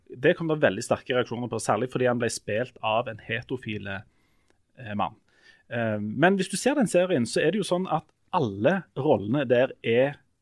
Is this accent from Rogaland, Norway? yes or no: yes; Hommersåk, Rogaland, Norway; now in Stavanger, Norway; jeg kommer jo fra Hummersåk